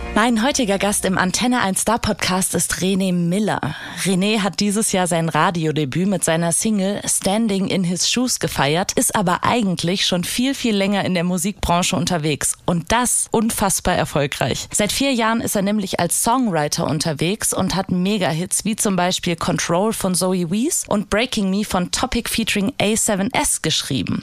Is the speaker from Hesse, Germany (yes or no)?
yes; Hesse, Germany; ich bin ja Hessin